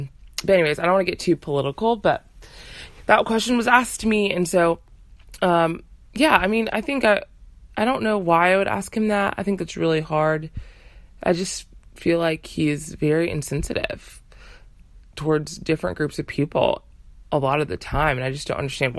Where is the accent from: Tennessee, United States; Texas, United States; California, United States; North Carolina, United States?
Texas, United States; Texas is my hometown.